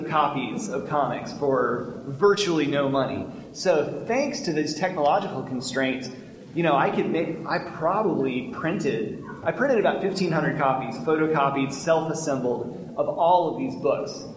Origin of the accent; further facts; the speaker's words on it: Little Rock, Arkansas, United States; moved away; also born or lived in Montgomery, Alabama; I grew up in Arkansas